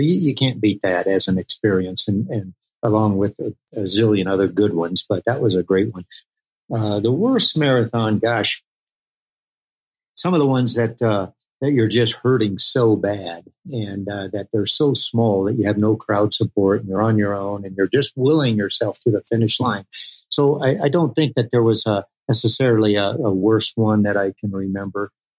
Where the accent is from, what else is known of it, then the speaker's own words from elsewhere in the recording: Germany; my parents were international missionaries. And so we grew up in Germany